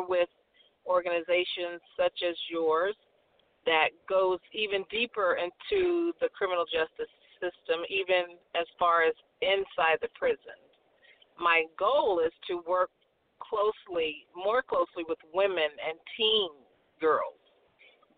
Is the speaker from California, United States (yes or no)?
yes; California, United States; I was born and raised in California